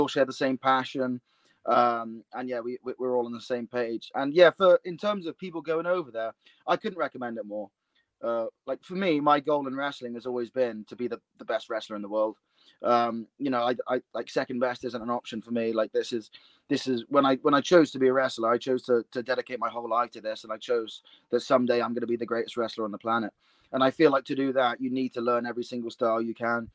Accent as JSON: {"language": "English", "town": "Bristol", "region": "South West England", "country": "United Kingdom", "tie": "born or raised there", "said": "my hometown of Bristol"}